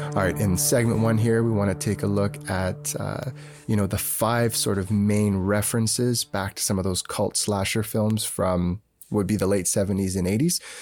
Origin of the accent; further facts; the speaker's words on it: Canada; we're Canadian